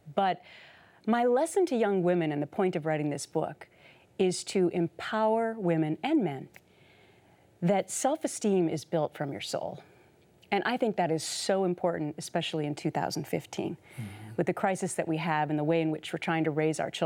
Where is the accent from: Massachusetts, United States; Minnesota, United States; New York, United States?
Minnesota, United States; I had a wonderful childhood growing up in Minnesota